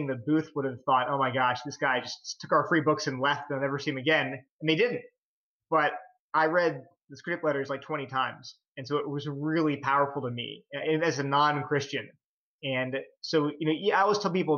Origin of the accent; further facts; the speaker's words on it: Delaware, United States; moved away as an adult; I grew up in Delaware on the East Coast